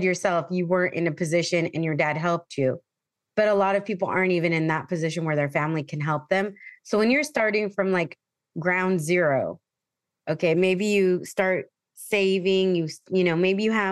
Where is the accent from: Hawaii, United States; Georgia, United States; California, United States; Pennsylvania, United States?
California, United States; San Diego; moved away as an adult; I grew up in San Diego. So to be back home is like a huge thing for me